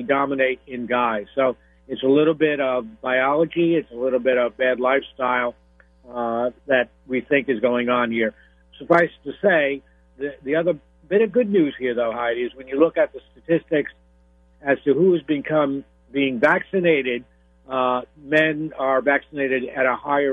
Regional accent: New York, United States; now in Florida, United States; I'm originally from New York, although now I'm in Florida

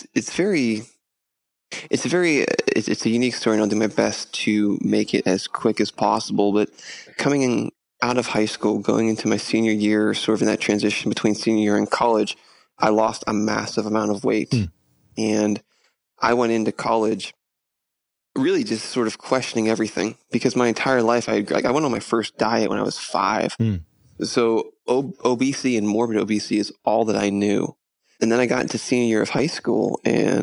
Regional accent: Pittsburgh, Pennsylvania, United States; moved away; I'm originally from Pittsburgh

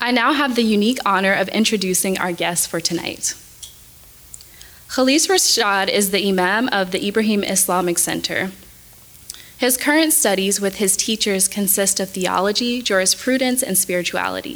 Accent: Atlanta, Georgia, United States; moved away as an adult; now in Houston, United States; I had attended Spelman College in my hometown of Atlanta for undergrad

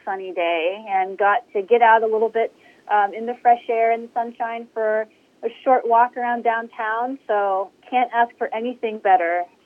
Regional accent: Hubbard, Ohio, United States; also born or lived in Youngstown, Ohio; I grew up and have lived all my life um, in the Mahoning Valley. Uh, so I grew up in Hubbard

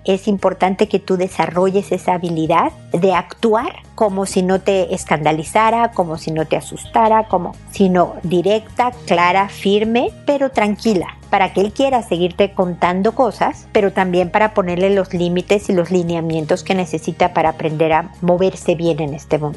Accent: Mexico

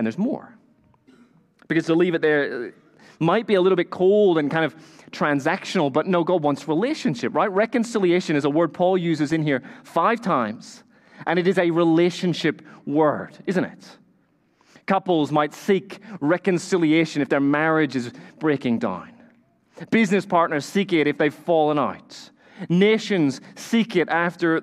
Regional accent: Northern Ireland, United Kingdom; I grew up in Northern Ireland

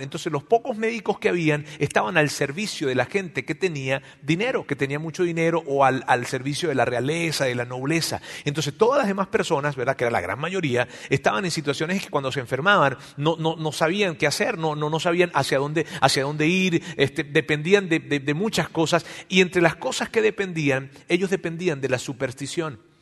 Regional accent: Mexico; en nuestro país, acá en México, ¿verdad? Este, nosotros nacimos y crecimos escuchando esto de Dios

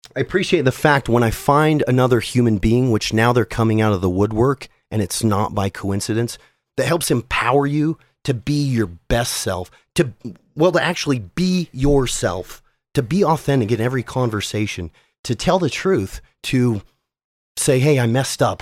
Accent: South Jordan, Utah, United States; also born or lived in Salt Lake City, Utah / Murray, Utah; I was born in 1979 in Salt Lake City, Utah. I grew up in South Jordan with a stop along the way in Murray

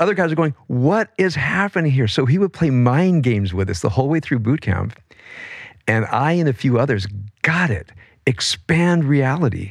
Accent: Compton, California, United States; I grew up in Compton as a, as a white kid

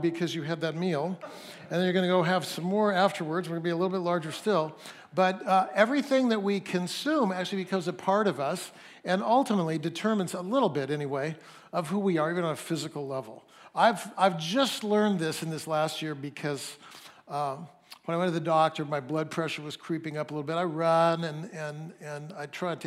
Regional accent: Fresno, California, United States; also born or lived in Mount Hermon, California (summers); I'm from Fresno, nobody has a British accent in Fresno

